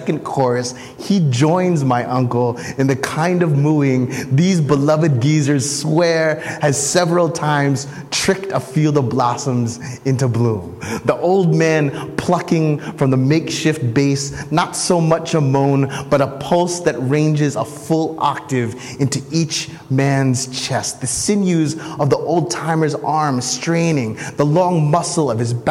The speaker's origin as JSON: {"language": "English", "region": "New Jersey", "country": "United States", "tie": "born or raised there", "said": "I was born and raised in New Jersey."}